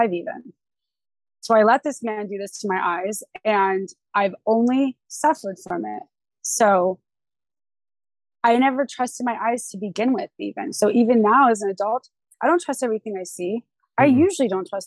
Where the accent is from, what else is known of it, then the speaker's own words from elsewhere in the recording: Los Angeles, California, United States; also born or lived in Huntington Beach area, California; I grew up in the San Fernando Valley.